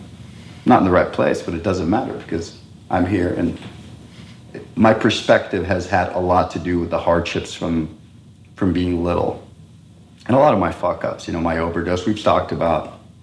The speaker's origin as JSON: {"language": "English", "country": "Costa Rica", "tie": "born or raised there", "first_language": "Spanish", "second_language": "English", "said": "since 1980, that's where our base was. And so I grew up speaking Spanish as my mother tongue"}